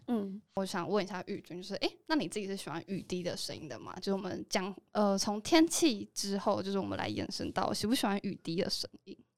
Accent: Taoyuan, Taiwan; 其实我也是桃园人，但我也，我也不觉得我是桃园人

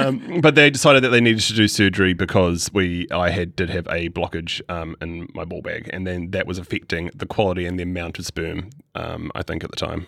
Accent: Christchurch, Canterbury, New Zealand; I was born in Christchurch

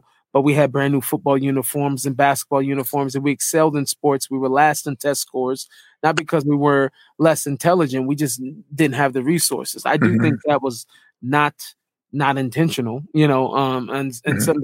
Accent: Seattle, Washington, United States; moved away as an adult; now in Israel; growing up in Seattle, I obviously grew up in the urban part of Seattle

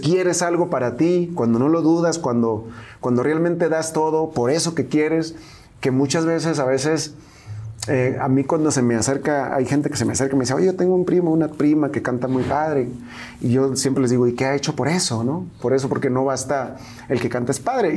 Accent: Angostura, Sinaloa, Mexico; moved away; Y ahí crecí, ahí, ahí nací yo.

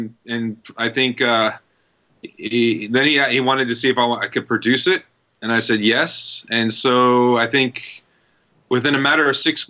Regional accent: Albuquerque, New Mexico, United States; we started shooting Artic in Albuquerque, New Mexico. That's my hometown.

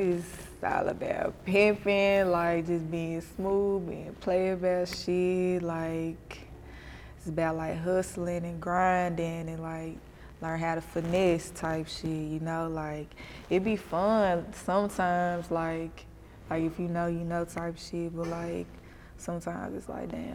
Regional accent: Memphis, Tennessee, United States; I'm from the East.

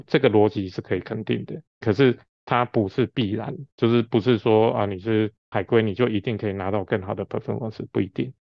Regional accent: Taiwan; 我们台湾是一个小岛型的国家

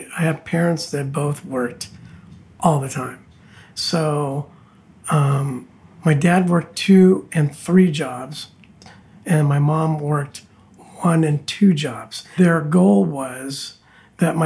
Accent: Santa Fe Springs, California, United States; now in Laguna Beach, United States; I was born just east of Los Angeles in a small, primarily Hispanic town called Santa Fe Springs

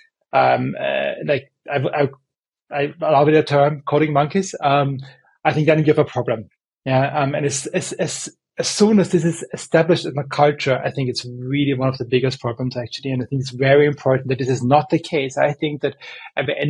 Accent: Vienna, Austria; I'm from Vienna

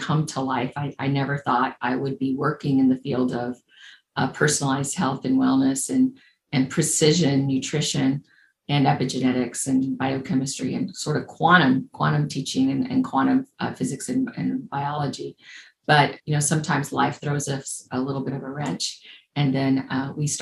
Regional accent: Cuba; English is a second language; moved away; also born or lived in Indianapolis, Indiana, United States; I was born in Cuba. My parents and their parents are from Spain. And we left in the mid-60s as refugees.

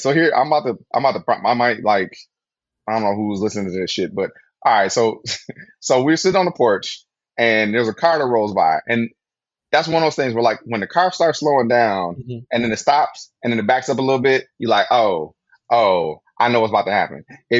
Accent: Flint, Michigan, United States; now in California, United States; Growing up in Flint, went to college, kind of like had that shit like tucked away, went to grad school

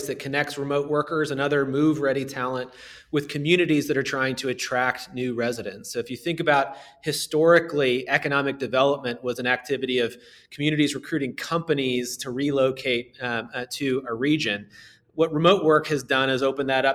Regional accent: Southern Indiana, United States; growing up in Southern Indiana

